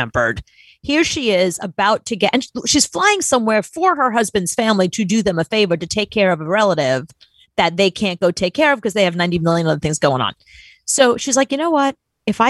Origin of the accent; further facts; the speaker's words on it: New York, United States; I'm from New York